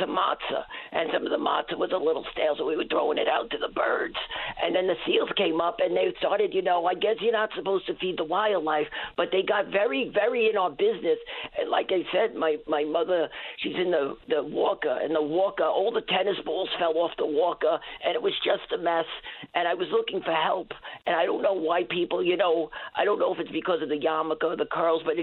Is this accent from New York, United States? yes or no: yes; New York City, New York, United States; now in Newfoundland and Labrador, Canada; I'm an immigrant from New York City originally, and uh, my mother eh, lives here. She was originally from Ottawa.